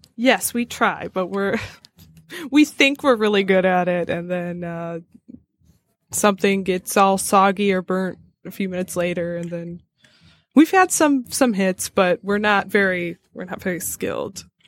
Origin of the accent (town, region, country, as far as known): Madison Heights, Michigan, United States